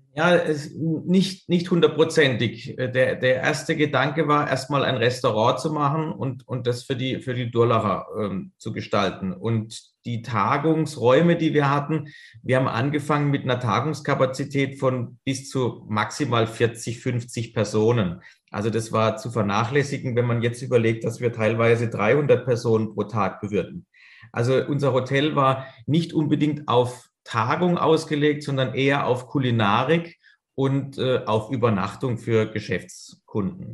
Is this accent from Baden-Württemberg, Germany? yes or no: yes; Karlsruhe, Baden-Württemberg, Germany; also born or lived in Spain; zähle ich mich natürlich als Karlsruher, da wir ein Stadtteil von Karlsruhe sind